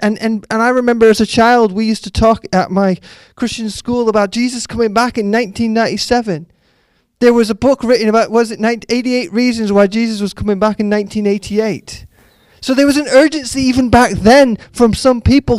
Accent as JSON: {"language": "English", "country": "Canada", "tie": "born or raised there", "moved": "yes", "said": "growing up in Canada when I grew up in the 80s"}